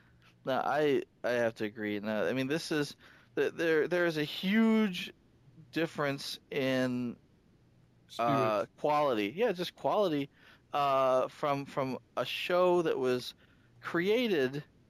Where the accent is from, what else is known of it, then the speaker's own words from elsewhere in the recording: United States; being an American